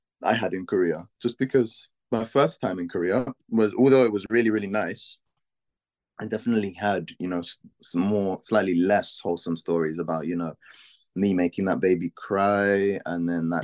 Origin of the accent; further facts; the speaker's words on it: London, United Kingdom; from London.